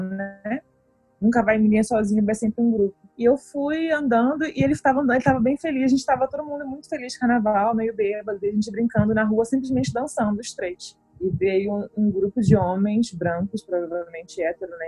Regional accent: Recife, Pernambuco, Brazil; moved away as an adult; now in Canada; Recife, minha terra querida

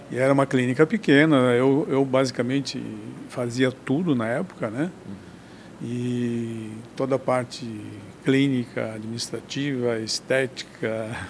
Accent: Curitiba, Paraná, Brazil; also born or lived in Lages; now in Blumenau, Brazil; a gente veio de, de Curitiba, fez faculdade aqui no estado, em Lages, e depois é, se situou aqui em Blumenau

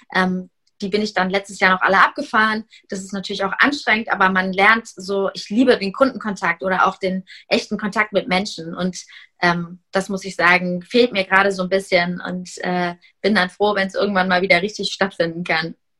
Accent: Heidelberg, Baden-Württemberg, Germany; also born or lived in Hamburg; wir kommen alle aus Heidelberg

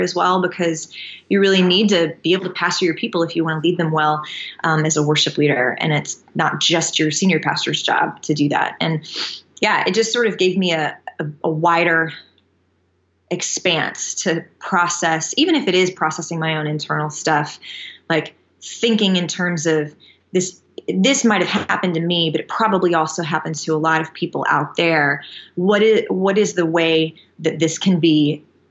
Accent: Panama City, Florida, United States; moved away; a friend of mine from my hometown, Panama City, that I went to elementary school

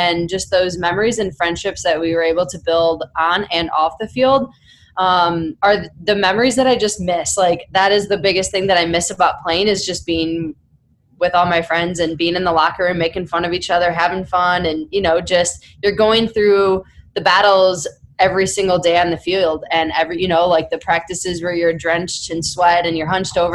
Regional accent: Chicago, Illinois, United States; traded in the offseason after 2009 back to Chicago. And to be able to come back to my hometown

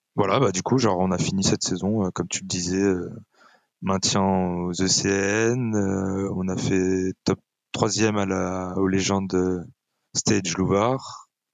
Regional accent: France; on est des Français

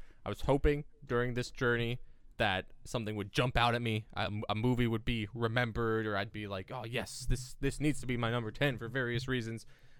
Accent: Massachusetts, United States; accent: Boston; You haven't heard my Boston accent yet.

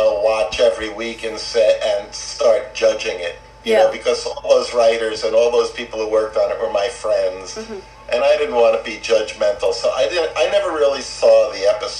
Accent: New York, United States; now in Santa Monica, United States; I grew up in New York. Oh, what part? Queens.

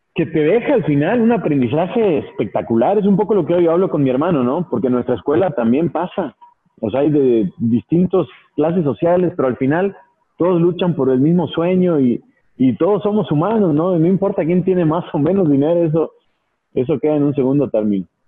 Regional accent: Mar del Plata, Buenos Aires Province, Argentina; also born or lived in León, Mexico; now in Mexico; yo pasé mi infancia en Mar del Plata, en Argentina

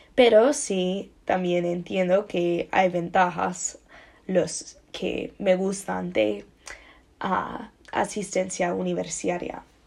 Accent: United States; Spanish is a second language; en mi país, los Estados Unidos

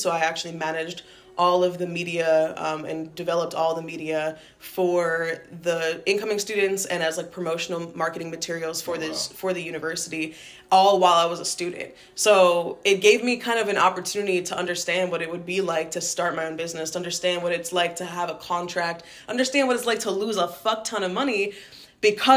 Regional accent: New York, United States; moved away as an adult; also born or lived in Rhode Island; now in Providence, United States; I was born and raised in New York

